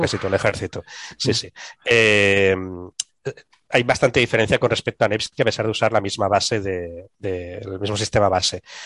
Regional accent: Catalonia, Spain; accent: Catalan; mi acento catalán

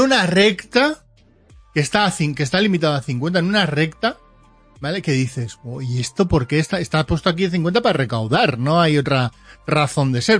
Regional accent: Portugalete, Basque Country, Spain; de donde soy yo, de Porto, Portugalete

